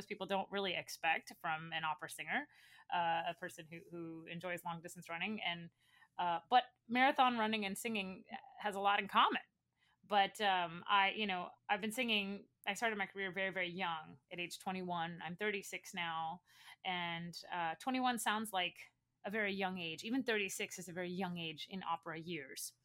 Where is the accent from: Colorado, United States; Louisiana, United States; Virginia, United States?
Louisiana, United States; Baton Rouge; moved away; I came from Baton Rouge, Louisiana, which is a relatively small city